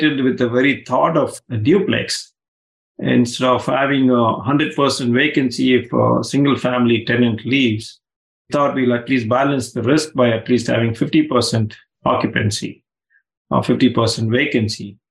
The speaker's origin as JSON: {"language": "English", "country": "India", "tie": "born or raised there", "moved": "yes", "said": "I grew up in India"}